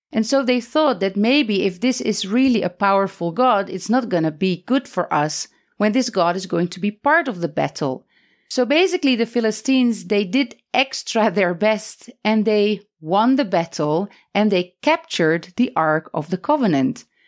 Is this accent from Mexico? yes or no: no; Netherlands; now in Palestine; I am married to a Palestinian, but I'm originally Dutch.